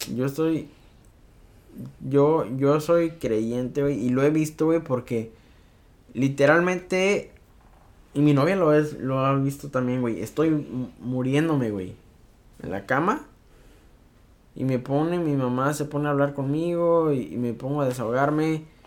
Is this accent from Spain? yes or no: no; Mexico; uno como mexicano